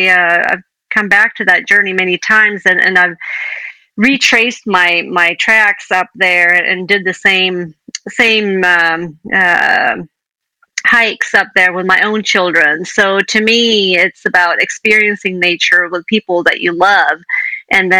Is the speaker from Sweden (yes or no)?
yes; Sweden; moved away as an adult; also born or lived in Indiana, United States / Montana, United States; I grew up in Sweden, lived here until I was in my 20s